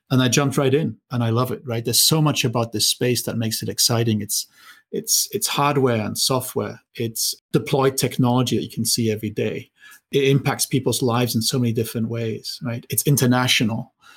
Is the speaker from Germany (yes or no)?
yes; Germany; moved away; I grew up in Germany